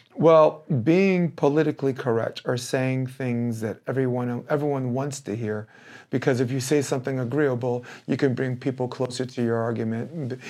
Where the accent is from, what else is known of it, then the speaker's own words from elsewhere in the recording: New York City, New York, United States; moved away as an adult; now in Hermosa Beach, United States; I am a moron from Brooklyn